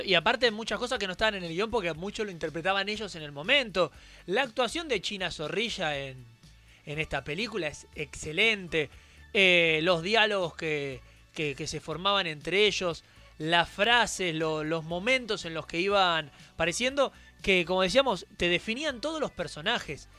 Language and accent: Spanish; Argentina; now in Merlo, Argentina; lo que somos los argentinos